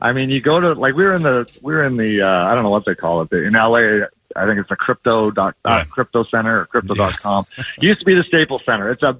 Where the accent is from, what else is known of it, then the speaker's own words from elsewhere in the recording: Edmonton, Alberta, Canada; now in Arizona, United States; I grew up in Edmonton